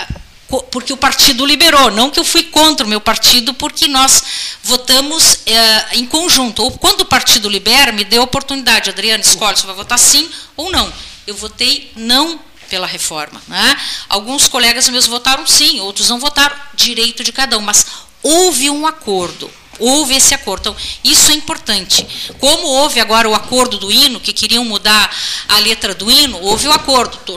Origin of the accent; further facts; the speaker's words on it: Gaúcho, Rio Grande do Sul, Brazil; nós somos brasileiros e nós somos gaúchos